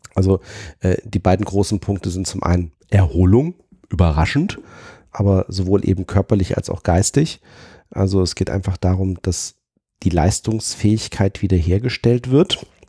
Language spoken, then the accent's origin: German; Fulda, Hesse, Germany; moved away; also ich bin ja gebürtig aus Fulda